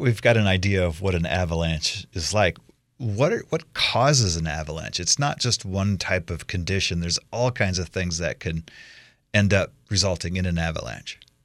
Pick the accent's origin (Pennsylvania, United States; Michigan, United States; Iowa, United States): Iowa, United States; now in Idaho, United States; as a kid, I grew up in Iowa.